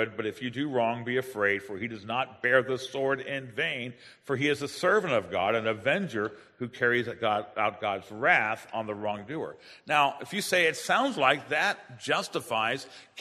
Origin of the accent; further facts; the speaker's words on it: United States; as an American citizen